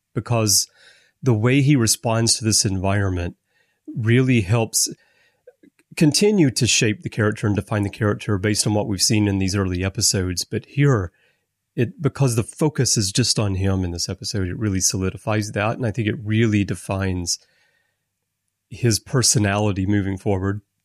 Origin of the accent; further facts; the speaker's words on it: Alabama, United States; I grew up in Alabama